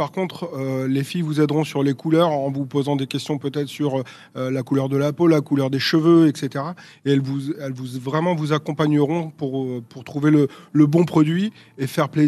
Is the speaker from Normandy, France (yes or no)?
no; Orléans, Centre-Val de Loire, France; born there; je suis né à Orléans en 1981, donc j'ai déjà 42 ans